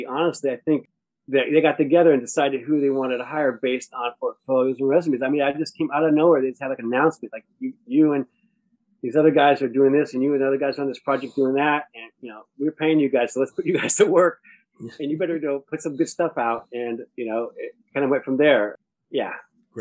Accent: Rhode Island, United States; moved away; I grew up in Rhode Island

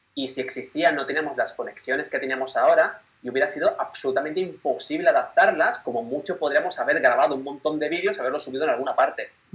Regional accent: Málaga, Andalusia, Spain; now in Barcelona, Spain; vivo en Barcelona, aunque soy de Málaga

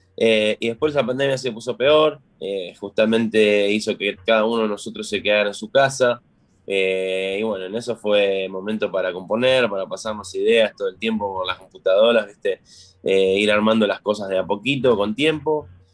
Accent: Florencio Varela, Buenos Aires Province, Argentina; moved away; de Florencio Varela, de la provincia de la localidad de Buenos Aires, la localidad de Florencio Varela, de la provincia

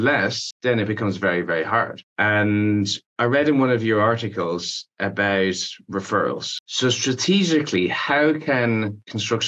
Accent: Ireland; when I was growing up in Ireland

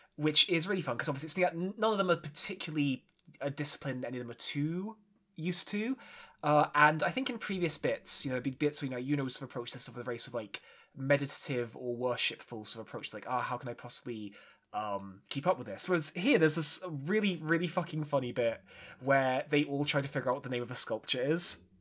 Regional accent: United Kingdom; as a Brit, where we don't really have diners. We have caffs

